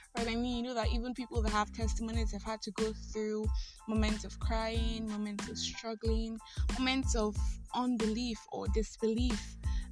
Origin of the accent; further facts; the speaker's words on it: Nigeria; I am that Nigerian Christian Talkaholic